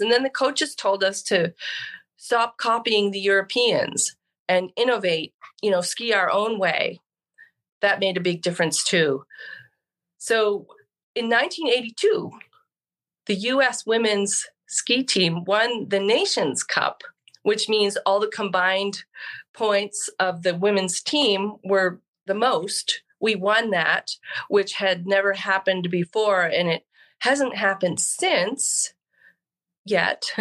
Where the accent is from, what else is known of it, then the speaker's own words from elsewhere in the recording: New Hampshire, United States; I grew up in New Hampshire, skied Mount Sunapee and Pat's Peak